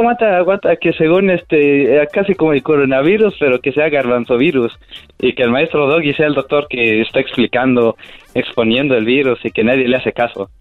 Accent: Hidalgo, Mexico; soy de Hidalgo

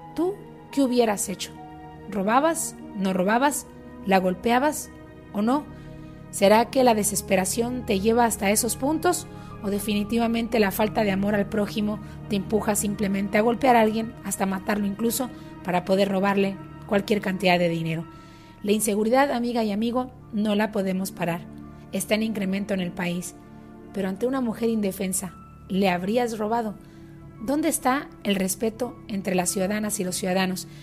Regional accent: Sonora, Mexico; moved away; also born or lived in United States; regresé al estado de Sonora al norte de México

